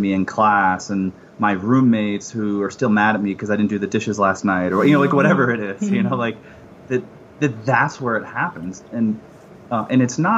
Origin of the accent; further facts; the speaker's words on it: Phoenix, Arizona, United States; I grew up in the Phoenix area